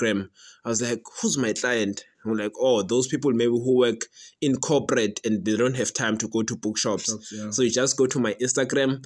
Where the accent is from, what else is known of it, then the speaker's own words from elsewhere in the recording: township outside Nelspruit, Mpumalanga, South Africa; I was born, bred and battered in Kuhlu Township, which is a small township outside Nelspruit in Mpumalanga